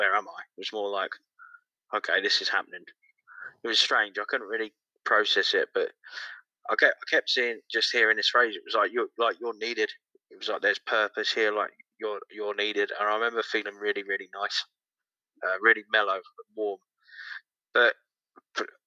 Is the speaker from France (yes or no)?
no; about an hour from London, South East England, United Kingdom; also born or lived in Manchester; Southeast, about an hour from London.